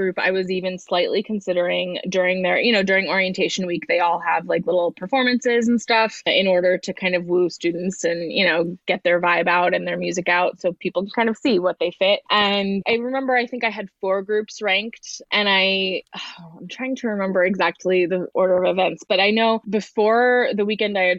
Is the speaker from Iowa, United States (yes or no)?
yes; Iowa, United States; moved away as an adult; I came from Iowa, where I don't know why it feels relevant, but I was planning to leave Iowa for college